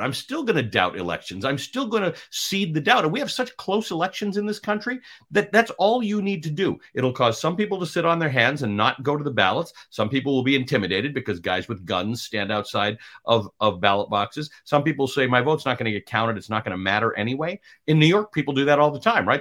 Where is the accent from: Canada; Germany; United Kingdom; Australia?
Canada; now in United States; I'm Canadian